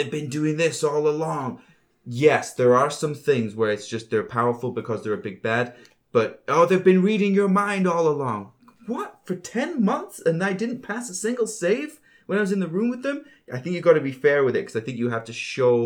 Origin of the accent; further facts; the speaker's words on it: Northern Ireland, United Kingdom; I was born in Northern Ireland in the 80s